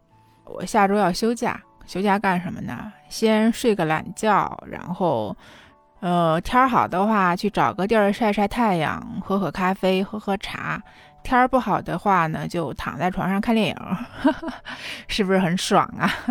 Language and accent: Chinese; China; 我们中国人之所以会有请假羞耻这个焦虑吧